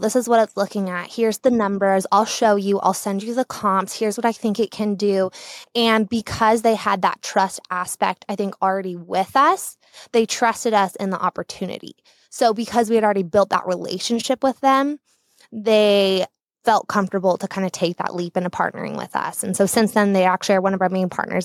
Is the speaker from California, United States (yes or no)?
yes; Southern California, United States; moved away as an adult; now in Boise, United States; I am a Southern California native, born and raised in Southern California. I moved up here to Boise, Idaho in late twenty seventeen